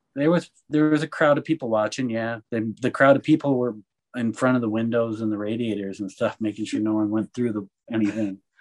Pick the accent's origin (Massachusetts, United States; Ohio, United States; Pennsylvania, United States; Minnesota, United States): Minnesota, United States; Minneapolis; moved away as an adult; also born or lived in New York / Salt Lake City, Utah / Santa Fe, New Mexico; I was originally from Minneapolis